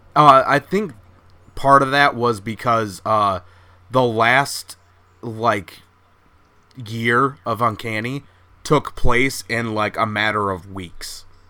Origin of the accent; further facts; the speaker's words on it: Minnesota, United States; accent: Midwestern; I'm Minnesotan